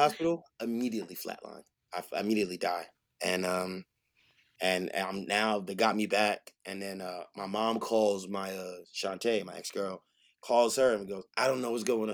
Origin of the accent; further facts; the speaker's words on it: New York City, New York, United States; I'm from Frockaway, Queens, I'm from the hood